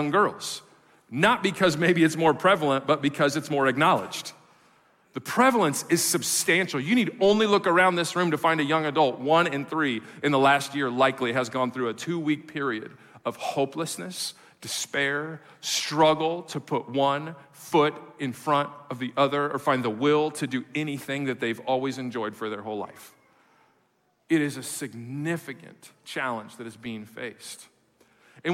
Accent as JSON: {"language": "English", "region": "Midwest", "country": "United States", "moved": "yes", "said": "I come from the Midwest"}